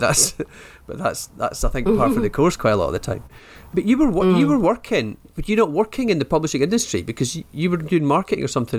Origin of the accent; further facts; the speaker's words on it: northeast of Scotland, United Kingdom; now in Edinburgh, United Kingdom; people in the northeast of Scotland who were speaking like I spoke, and I recognised their lifestyles.